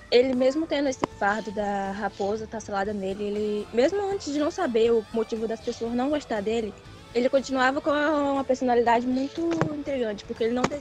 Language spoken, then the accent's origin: Portuguese; Santa Cruz Cabrália, Bahia, Brazil; eu sou da Bahia, da cidade de uhum. Santa Cruz Cabral.